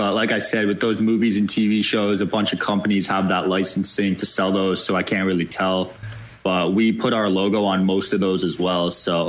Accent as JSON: {"language": "English", "town": "Bridgewater", "region": "New Jersey", "country": "United States", "tie": "born or raised there", "lives_now": "Jersey City, United States", "said": "I grew up in Bridgewater, which is about an hour away."}